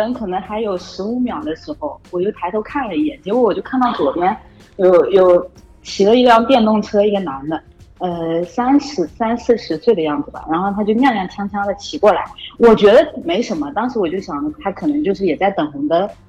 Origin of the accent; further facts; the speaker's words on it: Jinhua, Zhejiang, China; 嗯？，江江浙江人，浙江金华人。